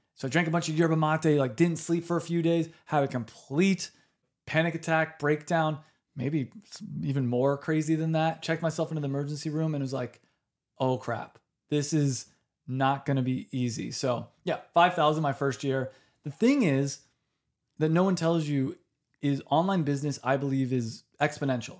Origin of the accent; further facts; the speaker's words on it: United States; I'm American